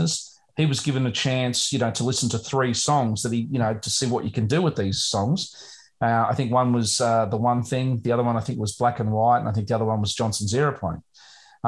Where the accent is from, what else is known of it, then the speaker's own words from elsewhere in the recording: Australia; being an Australian